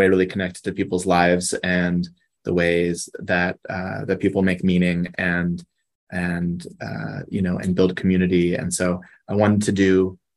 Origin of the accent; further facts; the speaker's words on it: Boston, Massachusetts, United States; moved away as an adult; also born or lived in Ohio; now in Syracuse, United States; I am from Boston originally. I grew up in the city